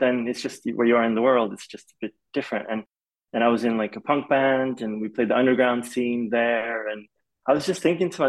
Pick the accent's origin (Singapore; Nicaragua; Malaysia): Malaysia; Kuala Lumpur; moved away as an adult; I'm half Swedish, half Polish, and my dad's Swedish, my mom's Polish. And so because of my dad's job, I grew up in Malaysia. So I grew up in Kuala Lumpur. I was there from the age of 8 to 18.